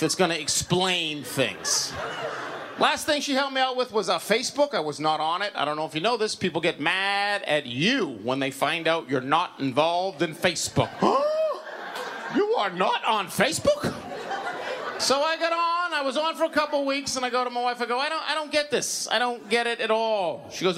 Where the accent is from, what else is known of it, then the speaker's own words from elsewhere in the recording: Bedford, Massachusetts, United States; now in Wakefield, United States; I grew up in Bedford, and now I live in the lovely town of Wakefield